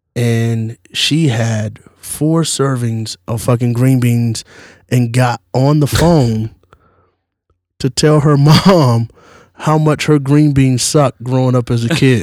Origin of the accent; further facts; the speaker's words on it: the South, United States; I'm from the South